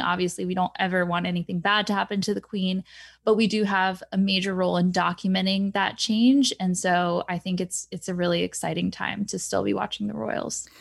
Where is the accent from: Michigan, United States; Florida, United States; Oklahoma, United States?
Florida, United States; also born or lived in Scotland; I grew up in Florida